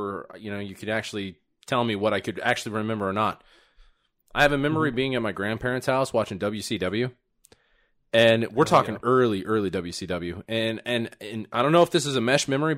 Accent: Wisconsin, United States; I'm from Wisconsin

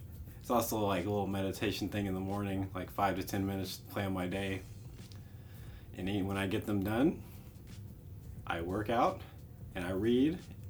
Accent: United States

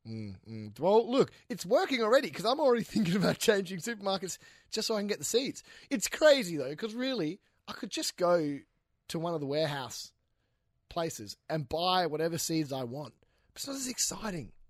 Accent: Western Australia, Australia; I'm from Western Australia

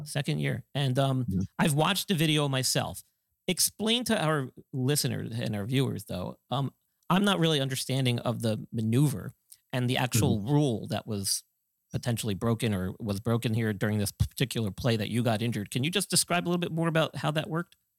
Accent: Northeast, United States; I grew up in the Northeast

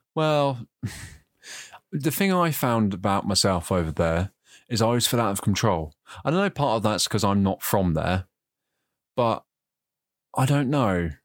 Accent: United Kingdom; moved away; I've been out of, you know, my home country for a while

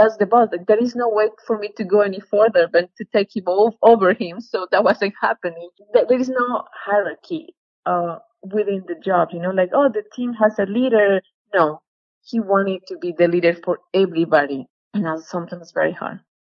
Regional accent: Colombia; moved away; I'm from Colombia

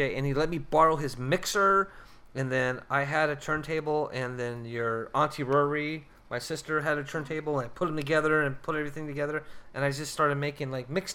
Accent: California, United States; moved away as an adult; also born or lived in South Dakota; now in Minneapolis, United States; I grew up in California

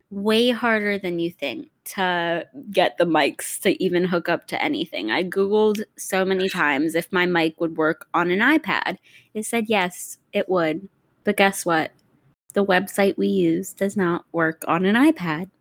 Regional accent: South Dakota, United States; now in Pittsburgh, United States; I'm from the Midwest

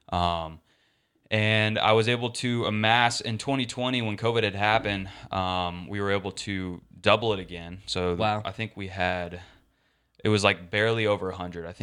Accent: Austin, Texas, United States; I was born and raised in Austin. Uh, lived there all my life

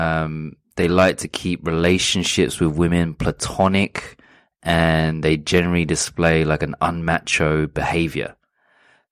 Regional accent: United Kingdom; also born or lived in London / Portsmouth; now in Sapporo, Japan; where I'm from, you know, growing up in London and Portsmouth

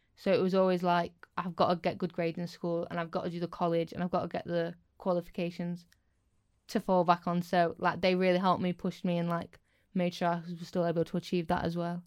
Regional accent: Scunthorpe, Yorkshire and the Humber, United Kingdom; being from Scunny, but to me, it's home and I love it.

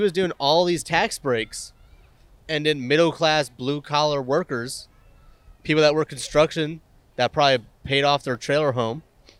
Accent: United States; when I was growing up in America

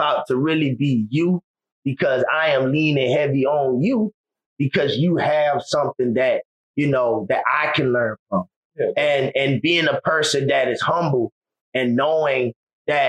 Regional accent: Savannah, Georgia, United States; I grew up in West Savannah

